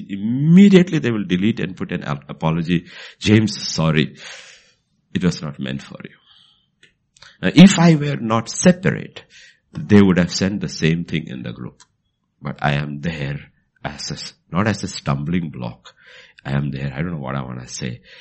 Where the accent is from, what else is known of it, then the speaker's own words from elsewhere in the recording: Bhutan; because uh, I came from Bhutan and I brought some of those things from there